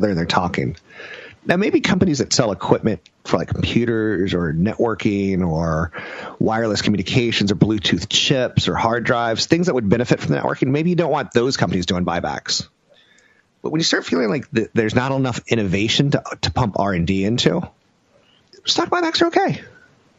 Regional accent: United States; I'm American

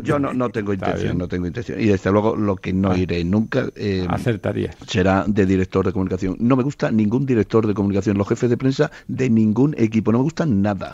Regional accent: Trujillo, Extremadura, Spain; moved away; que además es de mi pueblo, de Trujillo

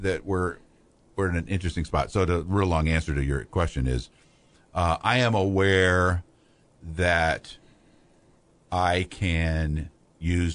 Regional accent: Pekin, Illinois, United States; I grew up in Pekin, so I have a lot of friends I know around here

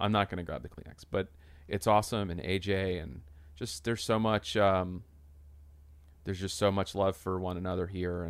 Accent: Atlanta, Georgia, United States; I'm from Atlanta.

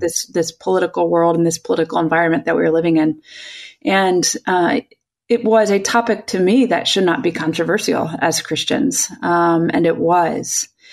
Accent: Chicago, Illinois, United States; now in California, United States; I'm originally from Chicagoland

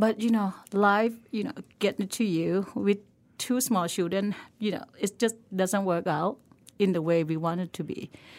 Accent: Lampang, Thailand; English is a second language; So I grew up in a small town in Thailand called Lampang. It was in the mountain, I was saying.

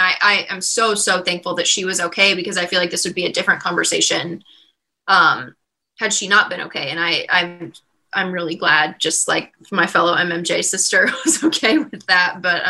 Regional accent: Midwest, United States; I grew up in the Midwest. I feel like people in the Midwest are very respectful.

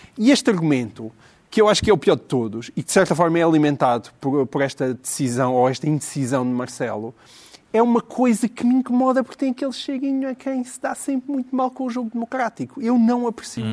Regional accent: Alentejo, Portugal; Eu, como alentejano

